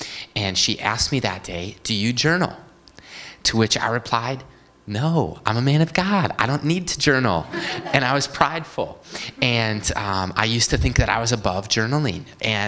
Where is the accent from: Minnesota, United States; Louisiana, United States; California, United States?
Minnesota, United States; Bloomington; So I was born and raised in near Bloomington, Minnesota